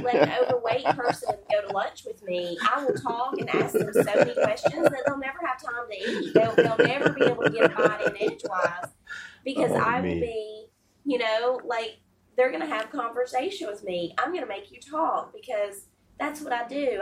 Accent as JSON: {"language": "English", "region": "the South", "country": "United States", "said": "And I'm from the South, and so I'm going to tell you, I grew up fat."}